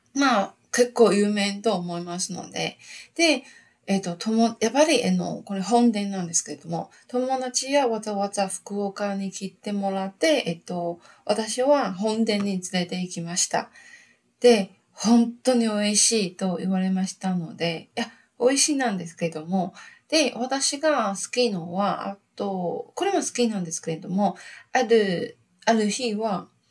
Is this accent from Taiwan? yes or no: yes; Taiwan; Japanese is a second language; also born or lived in Fukuoka, Japan / Gold Coast, Australia; 私、台湾人